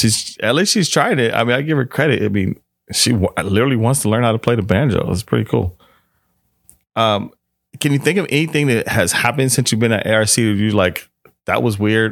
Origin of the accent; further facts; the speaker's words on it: Washington, District of Columbia, United States; also born or lived in Northwestern Pennsylvania; now in California, United States; I'm from Washington, D C, but I lived in North Western Pennsylvania for a while